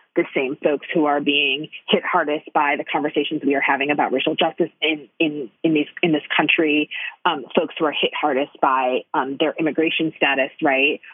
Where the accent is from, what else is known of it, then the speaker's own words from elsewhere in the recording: Detroit, Michigan, United States; I grew up in Detroit